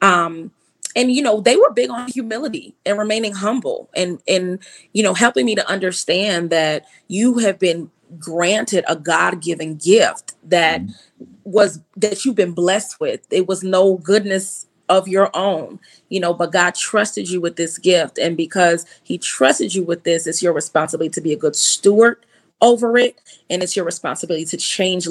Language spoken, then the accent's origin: English; New York, United States; moved away as an adult; also born or lived in Boston; I was raised in New York, so the school is now called Long Island School of the Arts.